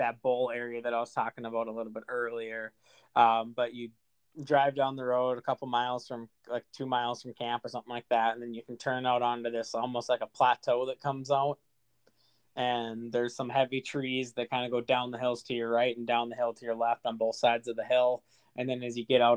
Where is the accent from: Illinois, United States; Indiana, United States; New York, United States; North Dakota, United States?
North Dakota, United States; Fargo; I'm from Fargo